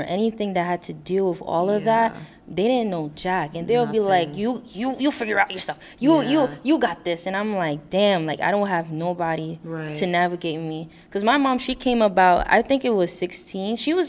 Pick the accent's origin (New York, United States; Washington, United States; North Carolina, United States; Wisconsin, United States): New York, United States; also born or lived in Brooklyn; I was born in the U.S., right? I was born and raised in New York, but my parents weren't born. They were born in Haiti.